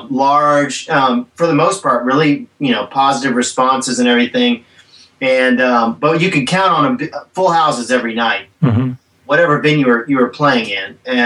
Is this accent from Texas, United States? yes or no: yes; Texas, United States; We're all from Texas.